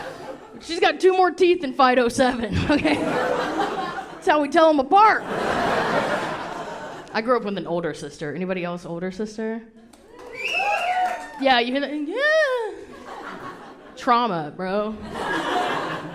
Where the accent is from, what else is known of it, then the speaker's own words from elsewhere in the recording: the South, United States; moved away; I grew up very Southern, okay? Like, I can't go back to my hometown and order unsweet tea where I'm from